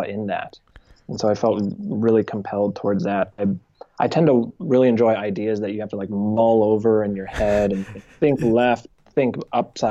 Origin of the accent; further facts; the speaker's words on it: Danville, California, United States; also born or lived in Martinez, California; I grew up in Northern California